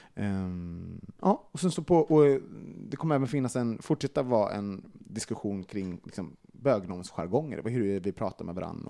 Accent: Sweden; som svensk

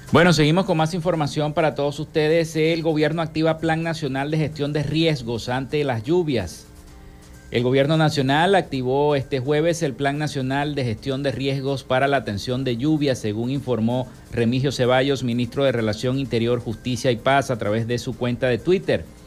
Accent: Maracaibo, Zulia, Venezuela; nuestra ciudad de Maracaibo

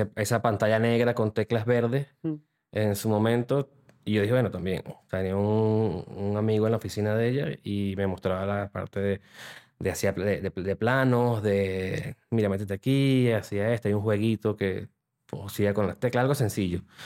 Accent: Venezuela; moved away as an adult; also born or lived in Panama; now in Spain; desde que salí de Venezuela, soy de Venezuela

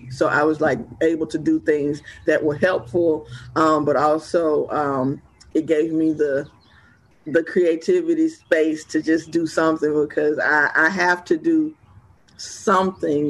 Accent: West Point, Mississippi, United States; also born or lived in Atlanta, Georgia / Jackson, Mississippi; I'm originally born and raised in West Point, Mississippi. So I am I'm definitely a Mississippi girl

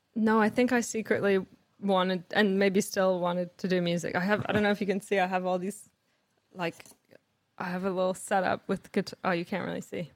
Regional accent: Canada; I grew up in Canada

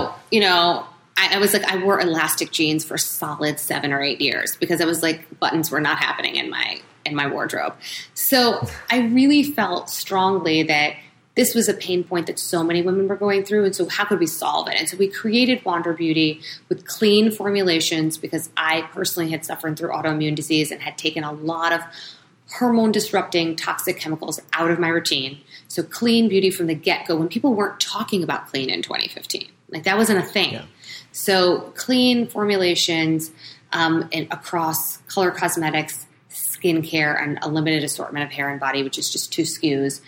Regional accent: New York, United States; being a New Yorker

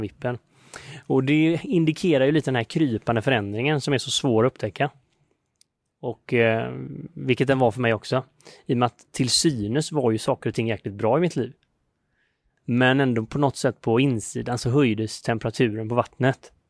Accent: Sweden; now in India; hemma i Sverige

